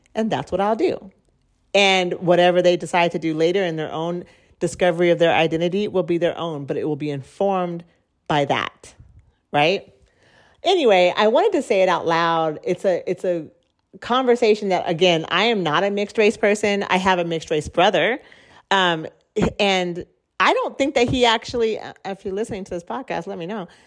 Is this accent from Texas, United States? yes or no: no; Oregon, United States; also born or lived in Central America; I was born in Oregon, which is a white space